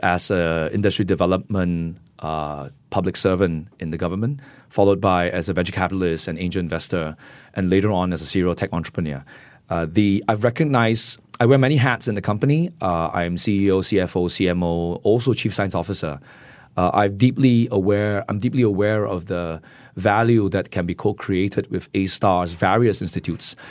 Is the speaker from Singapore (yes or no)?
yes; Singapore; as a Singaporean